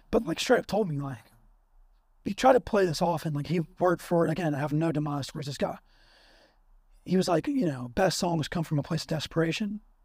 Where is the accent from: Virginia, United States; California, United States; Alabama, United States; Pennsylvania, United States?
Alabama, United States; I'm from Bama